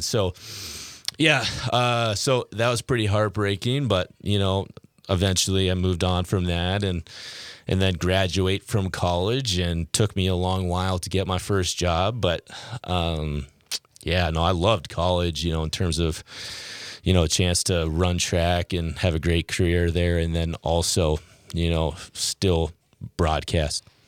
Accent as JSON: {"language": "English", "town": "Key Center", "region": "Washington", "country": "United States", "also_born_or_lived": "Moorhead, Minnesota / Fargo, North Dakota", "moved": "as an adult", "said": "I'm from a town of 90 people called Key Center, Washington. It's an hour's uh, south of Seattle"}